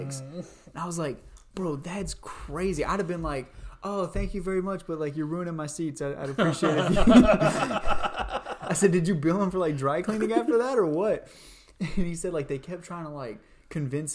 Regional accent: Louisiana, United States; I'm from Louisiana

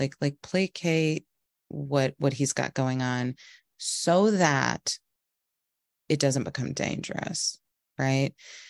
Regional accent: the South, United States; I felt like the narrative where I grew up in the South, we're all very like friendly, hospitable, this kind of thing

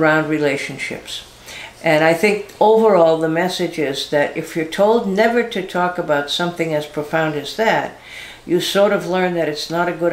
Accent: Boston, Massachusetts, United States; I'm from Boston, where tons of the Irish live

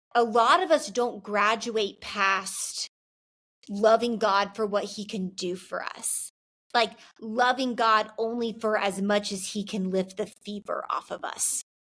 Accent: the South, United States; I'm from the South

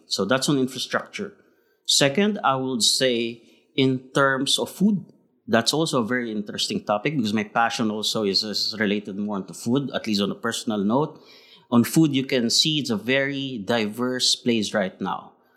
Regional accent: Philippines; now in Shanghai, China; Being Filipino, we are very uh, we are very resilient people.

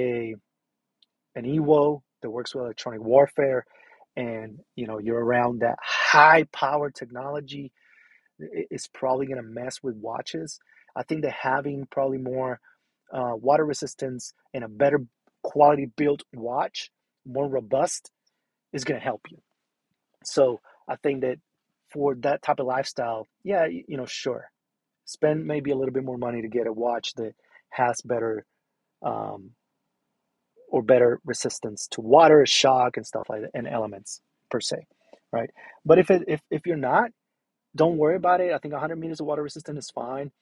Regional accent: Puerto Rico; moved away; I'm originally from Puerto Rico

